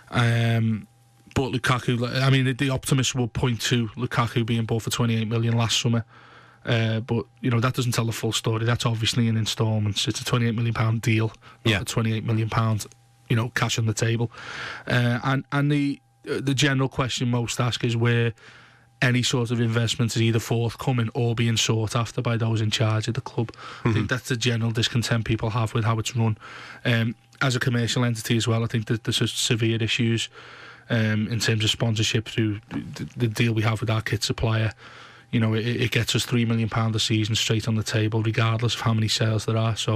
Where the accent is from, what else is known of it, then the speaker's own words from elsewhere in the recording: Blackburn, North West England, United Kingdom; I'm from Blackburn, mate.